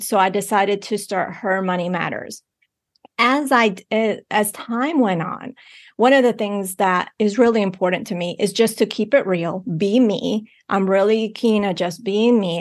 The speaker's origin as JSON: {"language": "English", "region": "Bogotá", "country": "Colombia", "tie": "born or raised there", "said": "I was born in Bogotá, Colombia"}